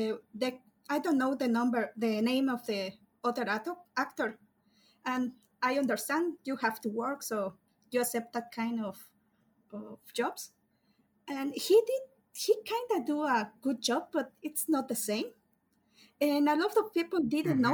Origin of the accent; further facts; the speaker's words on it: Mexico; I'm from Mexico